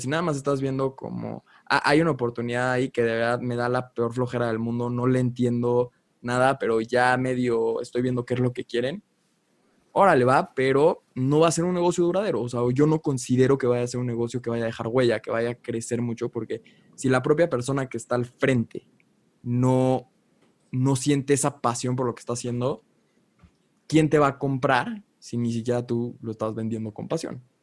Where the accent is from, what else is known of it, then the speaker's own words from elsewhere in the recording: Mexico; Cuevas y yo somos mexicanos